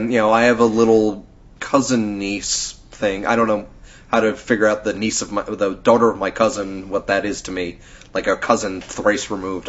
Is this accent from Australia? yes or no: no; United Kingdom; I'm British, and I'm talking to you in a very calming